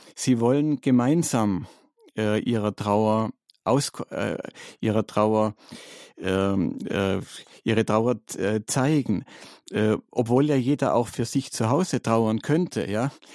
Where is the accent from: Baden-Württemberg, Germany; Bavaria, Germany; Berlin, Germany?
Baden-Württemberg, Germany; Stuttgart; moved away; in Stuttgart, in meiner Heimatstadt